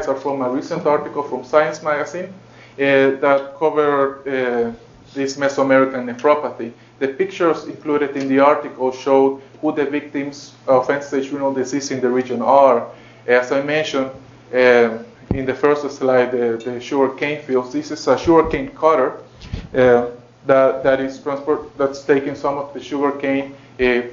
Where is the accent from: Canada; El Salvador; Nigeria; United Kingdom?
El Salvador; moved away; I am from El Salvador